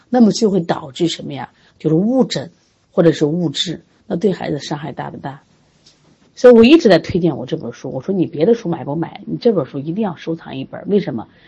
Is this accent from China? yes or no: yes; China; 我们应该作为中国人而感觉到特别特别的骄傲